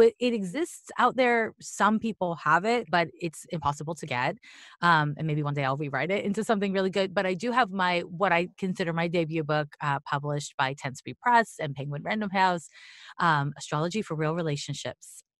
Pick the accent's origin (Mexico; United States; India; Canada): Canada; Montreal, Quebec; I'm from Montreal